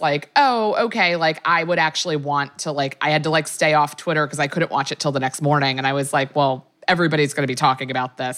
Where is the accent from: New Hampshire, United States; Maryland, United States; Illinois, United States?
Maryland, United States; I'm from Maryland